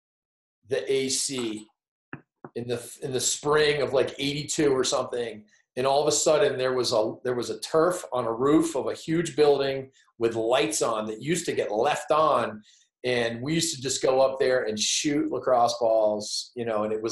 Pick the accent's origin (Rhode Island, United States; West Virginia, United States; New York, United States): Rhode Island, United States; Providence; I grew up in Providence, Rhode Island.